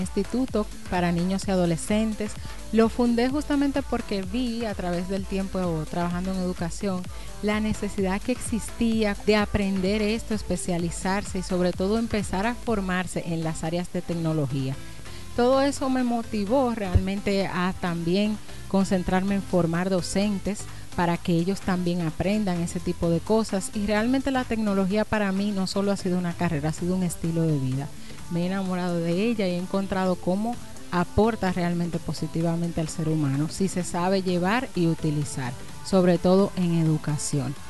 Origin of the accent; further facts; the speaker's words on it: Chile; somos los primeros chilenos en estar en la lista mundial de los MIT Technology Review